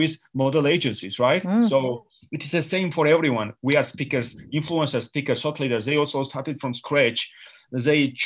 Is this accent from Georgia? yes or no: yes; Georgia; English is a second language; I grew up in Georgia, and I had no electricity in 1990